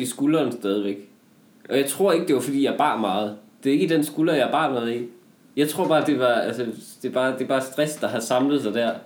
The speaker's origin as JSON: {"language": "Danish", "country": "Denmark"}